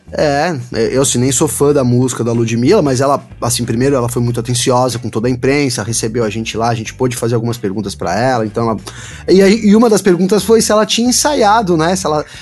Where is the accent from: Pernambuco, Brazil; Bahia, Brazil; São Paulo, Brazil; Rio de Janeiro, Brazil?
São Paulo, Brazil; São Bernardo do Campo; Eu, eu sou de São Bernardo